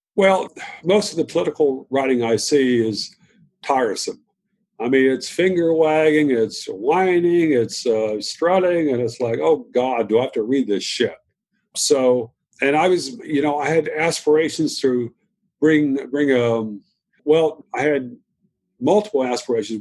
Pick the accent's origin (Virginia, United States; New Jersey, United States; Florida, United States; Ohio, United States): Virginia, United States; also born or lived in Shenandoah Valley; I was raised in the South in Virginia